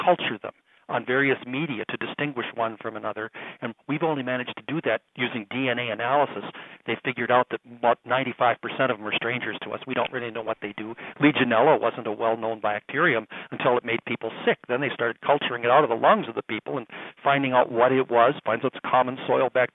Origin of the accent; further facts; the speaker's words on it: Minnesota, United States; I'm from Minnesota. There's a lot of Indians here.